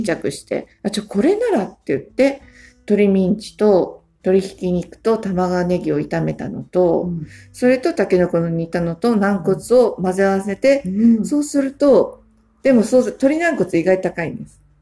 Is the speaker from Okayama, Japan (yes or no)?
no; Kanagawa, Japan; now in Kotake, Japan; 実家が神奈川県